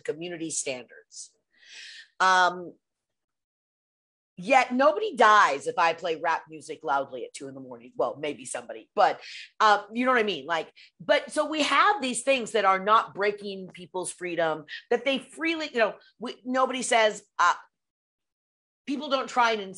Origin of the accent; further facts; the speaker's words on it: Pacific Northwest, United States; I grew up in the Pacific Northwest